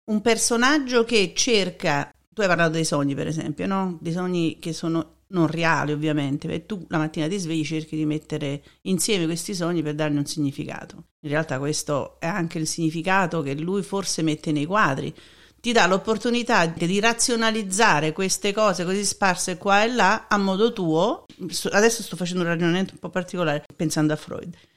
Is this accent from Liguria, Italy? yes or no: no; Naples, Campania, Italy